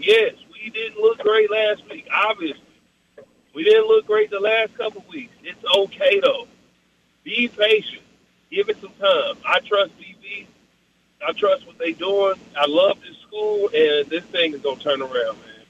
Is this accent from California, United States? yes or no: no; Oklahoma City, Oklahoma, United States; I'm from the South Side of Oklahoma City. I'm from the 405